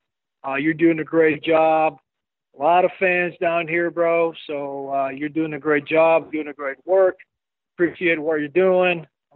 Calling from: Medellin, Antioquia, Colombia; I'm calling from Medellin, Colombia, down here in South America.

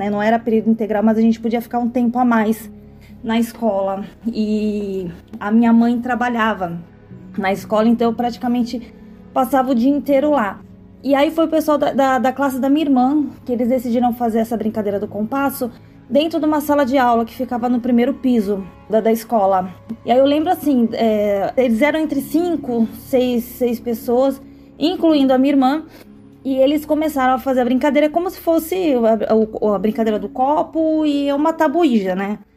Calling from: Santos, São Paulo, Brazil; sou aqui da cidade de Santos, né?

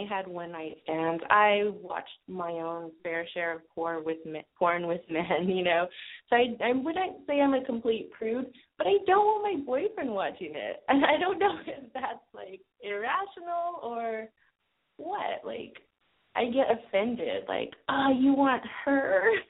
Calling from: Los Angeles, California, United States; I'm in Los Angeles.

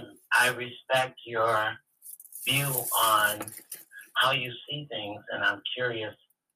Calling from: Chicago, Illinois, United States; From Chicago.

